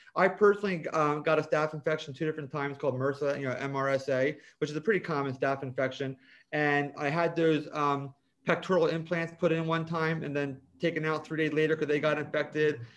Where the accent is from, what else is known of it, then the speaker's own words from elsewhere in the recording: Vineland, New Jersey, United States; also born or lived in Ocean City, New Jersey; I grew up in Vineland